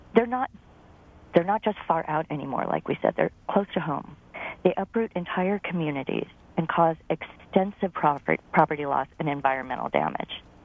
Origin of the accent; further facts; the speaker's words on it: Napa, California, United States; now in Sacramento, United States; I was raised in Napa